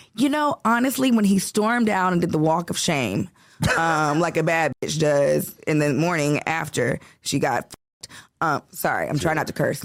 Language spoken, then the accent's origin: English; Chicago, Illinois, United States; now in Los Angeles, United States; born and raised in Chicago